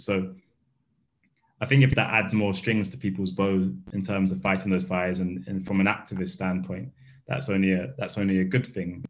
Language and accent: English; London, United Kingdom; I grew up in Bethnal Green